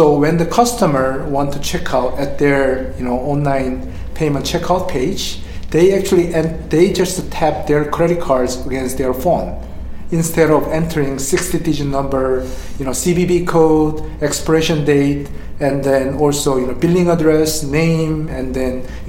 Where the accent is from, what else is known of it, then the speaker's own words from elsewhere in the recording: Seattle, Washington, United States; I'm from Seattle too